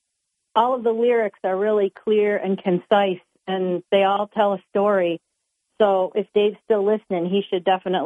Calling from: Binghamton, New York, United States; from Binghamton.

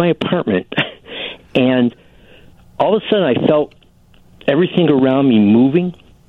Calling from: Chicago, Illinois, United States; I'm calling from Chicago.

